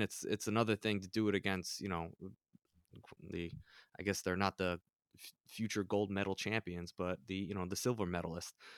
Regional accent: United States; as an American

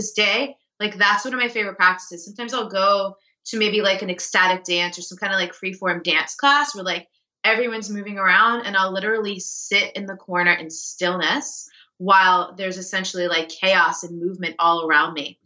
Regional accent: New York City, New York, United States; I'm a New Yorker, like, I'm a fast paced East Coast type of person

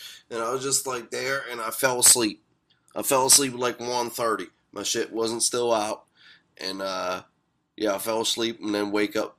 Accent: Blairsville, United States; Dre Hayes grew up in my hometown of Blairsville.

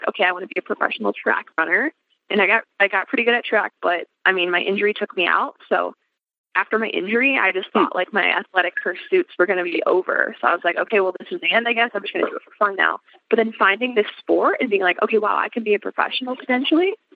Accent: Chicago, Illinois, United States; I'm from Chicago

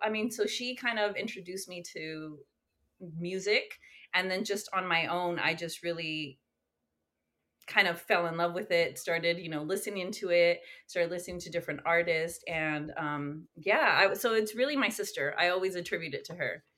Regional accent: West Coast, United States; moved away as an adult; now in Long Beach, United States; I'm, I'm from the West Coast

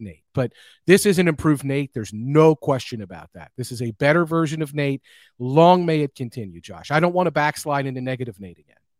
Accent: United States; as an American

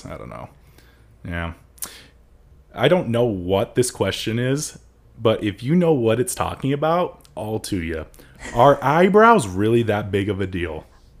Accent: San Bernardino, California, United States; I came from San Bernardino

